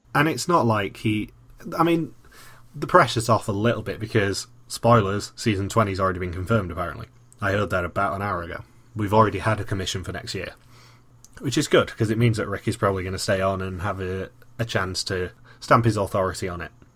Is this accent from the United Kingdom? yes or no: yes; United Kingdom; I'm the British one.